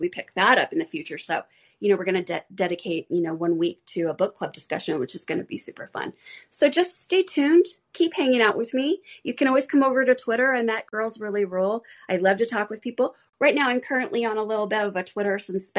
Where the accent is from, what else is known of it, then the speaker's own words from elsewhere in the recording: Arizona, United States; I was raised in Arizona